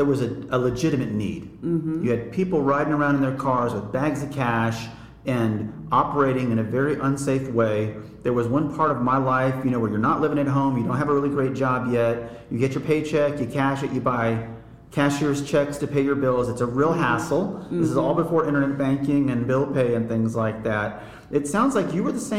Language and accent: English; Texas, United States; I'm from Texas